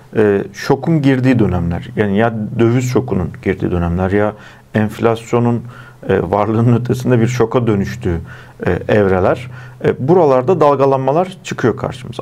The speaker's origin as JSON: {"language": "Turkish", "region": "Erzincan", "country": "Turkey", "tie": "born or raised there", "said": "benim memleketim olan Erzincan'daki"}